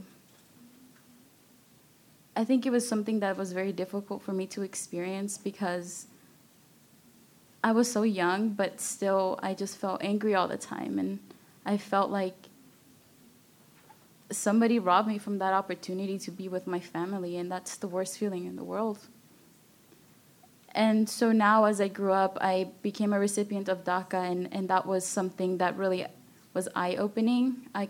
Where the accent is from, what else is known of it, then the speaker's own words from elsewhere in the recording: Austin, Texas, United States; Yeah, so I grew up in East Austin and Riverside near Town Lake